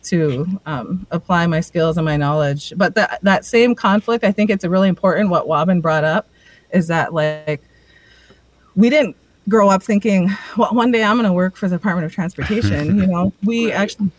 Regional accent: Pipestone, Minnesota, United States; also born or lived in Twin Cities, Minnesota; I grew up in Pipestone, Minnesota, most of my life, and like a big chunk of my life in the cities, but I consider Pipestone, Minnesota my home

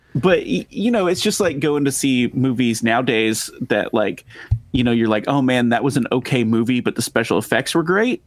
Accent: Texas, United States; accent: drawl; we're from Texas, right? So, it's like, I like to think that I don't really have an accent, but there are certain words that I cannot say without, like, a drawl

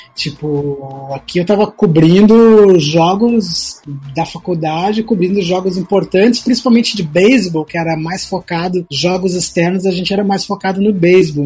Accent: Porto Alegre, Rio Grande do Sul, Brazil; Eu sou de, de, sou de Porto Alegre

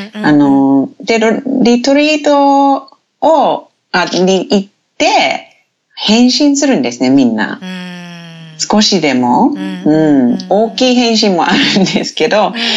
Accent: Te Anau, Southland, New Zealand; Japanese is a second language; moved away as an adult; now in Japan; 私のふるさとっていう町はテアナウっていう町なんですけど

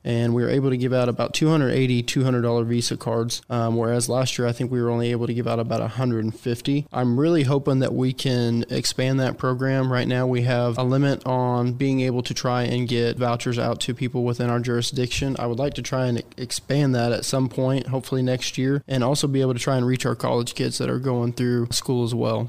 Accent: Kay County, Oklahoma, United States; moved away as an adult; also born or lived in Wichita, Kansas; Born and raised in Kay County.

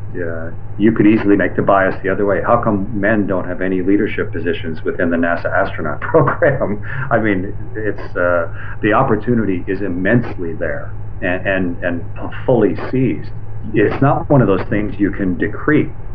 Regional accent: Canada; I'm a Canadian

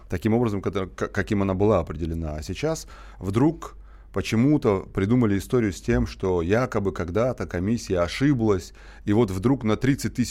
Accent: Ingushetia, Russia; Я случайный ингуш, который попался вам на эфир.

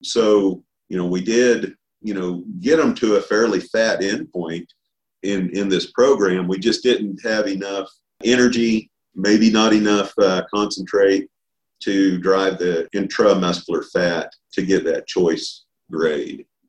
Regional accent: Oklahoma, United States; also born or lived in Arkansas; I was born and raised here in Oklahoma, uh, just a little ways here from Stillwater

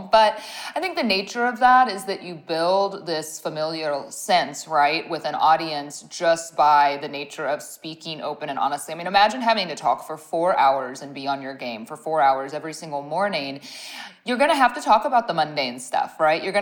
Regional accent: Ohio, United States; moved away as an adult; now in Dallas, United States; And I'm from Ohio originally, but when I I had moved to Dallas, right, to get this job

